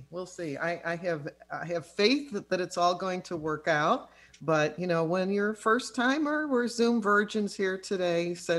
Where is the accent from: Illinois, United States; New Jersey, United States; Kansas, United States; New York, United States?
Illinois, United States; Chicago; We're both from Chicago